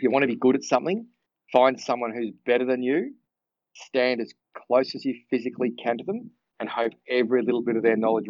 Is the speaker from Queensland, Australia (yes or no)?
no; Cranbourne, Victoria, Australia; I grew up in a little town called Cranbourne